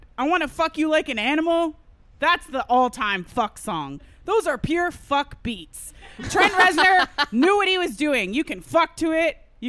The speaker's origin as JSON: {"language": "English", "country": "United States", "said": "As an American, I can tell you that my parents spoke, well, my dad's Native, my mom's Mexican, but they're American."}